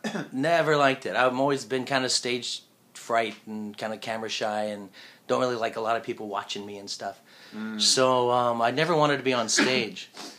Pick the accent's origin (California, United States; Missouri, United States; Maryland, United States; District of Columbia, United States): California, United States; moved away as an adult; now in Japan